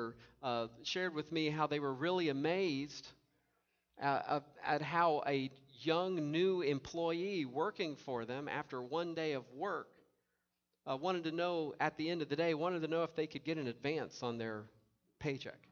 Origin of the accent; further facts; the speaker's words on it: Tennessee, United States; now in Indiana, United States; I grew up with in Tennessee